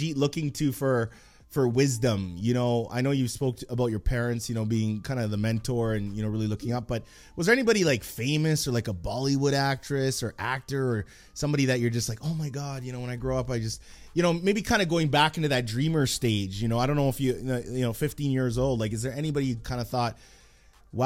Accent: Edmonton, Alberta, Canada; I grew up in Edmonton and Millwoods

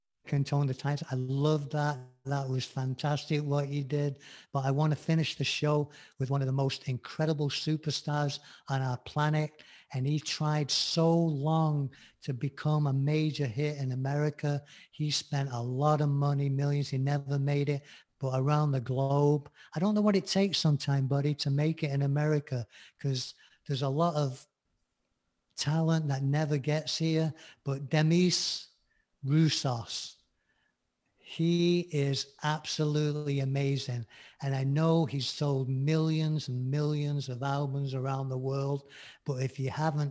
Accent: Manchester, North West England, United Kingdom; moved away; back in Manchester when I lived there as a teen

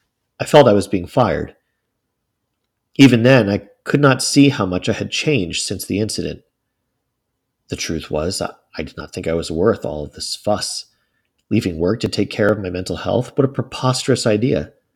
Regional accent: Tennessee, United States; I'm from Tennessee. It's not the most progressive state in the union.

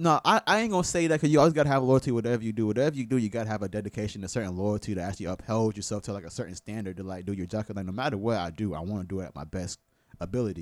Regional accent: Tampa, Florida, United States; also born or lived in West Palm Beach, Florida; born in West Palm Beach. I moved to Tampa when I was two. So I I was I'm from Tampa.

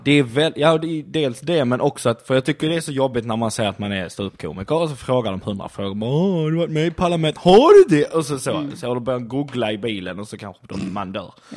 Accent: Skåne, Sweden

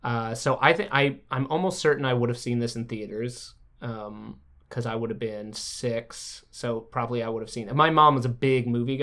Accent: Alabama, United States; now in Los Angeles, United States; I grew up in Alabama.

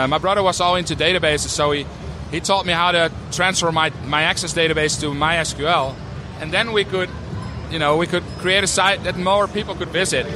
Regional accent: 25 miles north of Amsterdam, North Holland, Netherlands; English is a second language; we're about 25 miles north of Amsterdam

